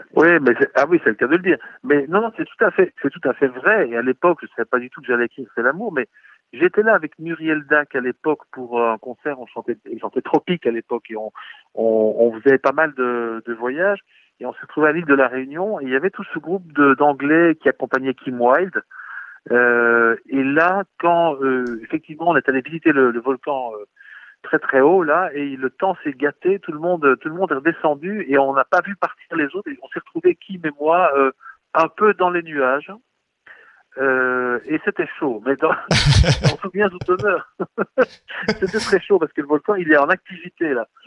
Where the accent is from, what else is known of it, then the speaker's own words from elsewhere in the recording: Belgium; on est des Belges